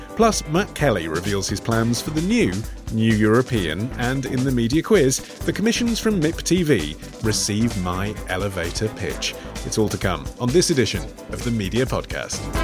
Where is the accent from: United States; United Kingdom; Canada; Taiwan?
United Kingdom; England; being an Englishman